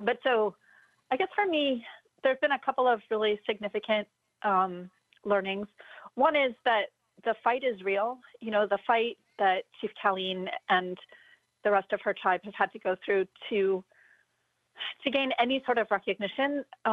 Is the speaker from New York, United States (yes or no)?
no; California, United States; I was born in California. I grew up here